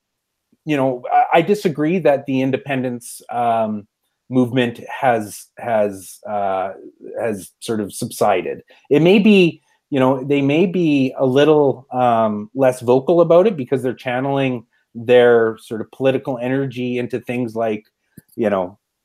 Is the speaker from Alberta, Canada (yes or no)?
yes; Brooks, Alberta, Canada; I grew up in Brooks, Alberta.